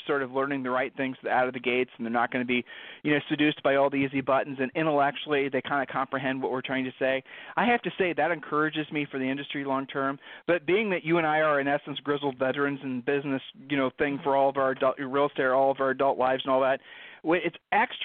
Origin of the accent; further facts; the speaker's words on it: Ohio, United States; now in Texas, United States; we're from Ohio